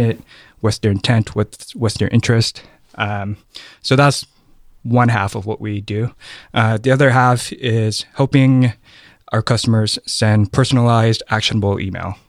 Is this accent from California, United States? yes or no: yes; Oakland, California, United States; also born or lived in Thailand; I was raised in Oakland